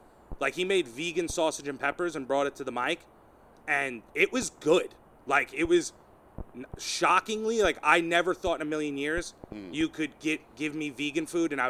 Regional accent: South Shore, Long Island, New York, United States; I'm a South Shore guy.

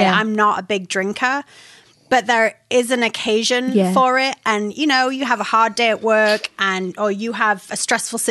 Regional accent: England, United Kingdom; moved away; I'm from England

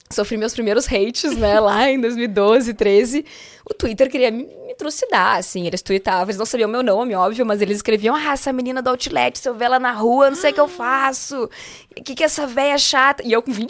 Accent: Porto Alegre, Rio Grande do Sul, Brazil; Eu sou de Porto Alegre, né? E tinha uma casa noturna lá em Porto Alegre

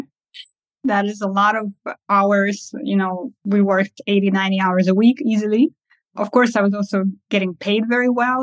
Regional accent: Estonia; also born or lived in Kazakhstan; I was born in Kazakhstan and I uh, moved to Estonia at the ripe age of three uh, years old.

